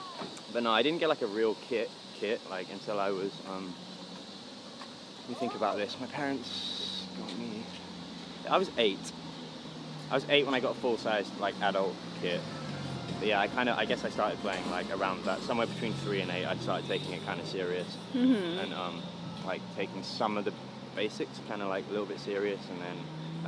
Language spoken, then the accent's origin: English; London, United Kingdom; I was born in West London in a place called Ealing. I spent 14 years there, and then I just sort of moved around because of touring